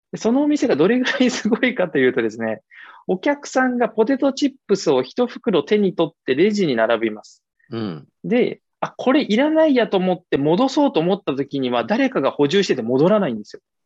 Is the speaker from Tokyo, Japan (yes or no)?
no; Yokohama, Kanagawa, Japan; moved away as an adult; also born or lived in Sasebo, Nagasaki; 僕はあの関東出身で、まあ、神奈川の横浜生まれなんですけれども